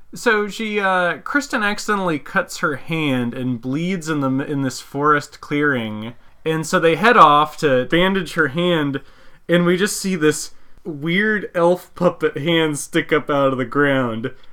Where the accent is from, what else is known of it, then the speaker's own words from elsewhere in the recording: Visalia, California, United States; one of the mom and pop video rental stores in my hometown, Visalia, was closing down